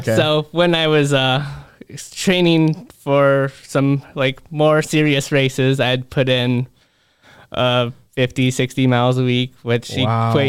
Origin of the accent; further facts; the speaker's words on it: Maquoketa, Iowa, United States; I grew up in Maquoketa, so it's real real close.